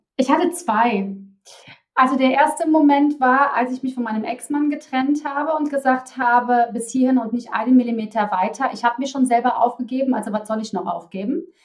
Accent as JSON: {"language": "German", "town": "Cologne", "region": "North Rhine-Westphalia", "country": "Germany", "accent": "Kölsch (Cologne dialect)", "said": "Da kommt auch mein Kölner Dialekt durch."}